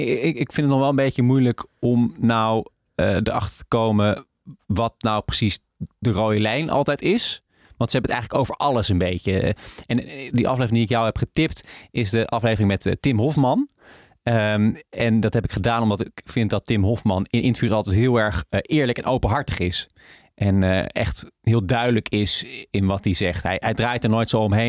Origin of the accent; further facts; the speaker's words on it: the north of the Netherlands, Netherlands; ik kom uit het noorden van Nederland